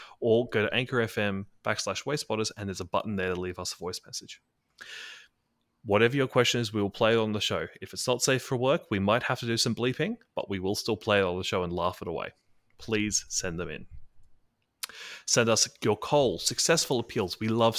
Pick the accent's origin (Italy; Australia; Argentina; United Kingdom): Australia; Well, as an Australian, I will say that W-A is W-A.